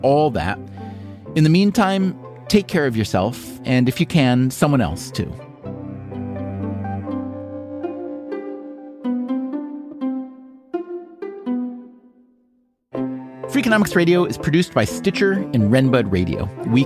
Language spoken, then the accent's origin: English; United States; being American